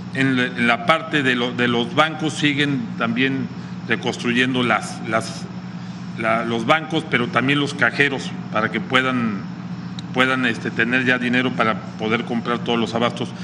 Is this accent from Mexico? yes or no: yes; Mexico